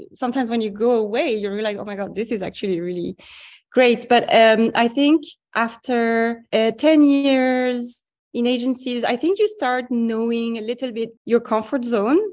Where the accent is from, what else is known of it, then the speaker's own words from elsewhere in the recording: Paris, Île-de-France, France; I grew up in Paris.